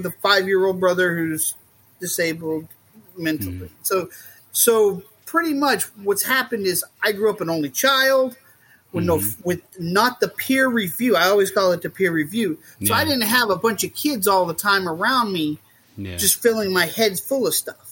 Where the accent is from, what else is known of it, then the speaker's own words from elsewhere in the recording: Southwest Missouri, United States; I grew up in Southwest Missouri